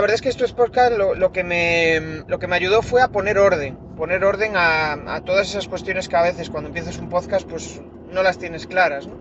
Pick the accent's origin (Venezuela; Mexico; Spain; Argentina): Spain; soy de España